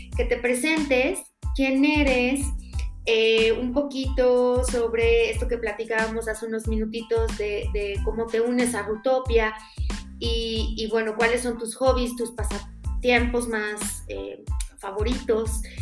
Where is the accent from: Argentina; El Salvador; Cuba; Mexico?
Mexico; yo como mexicana